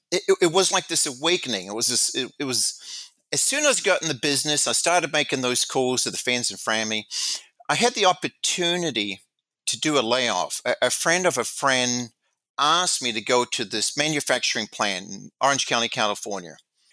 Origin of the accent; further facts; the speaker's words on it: New Zealand; moved away as an adult; I came from New Zealand. I came to this country knowing very little people. I had no family.